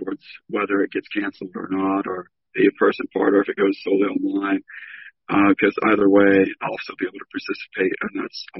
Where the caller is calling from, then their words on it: Lakeland, Florida, United States; I'm calling from beautiful Lakeland, Florida.